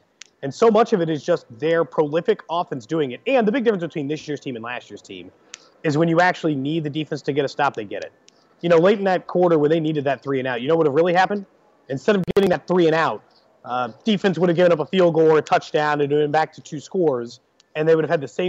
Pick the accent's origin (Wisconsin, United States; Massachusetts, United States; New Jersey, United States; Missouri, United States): Missouri, United States; Kansas City; I'm from Kansas City. I was born there.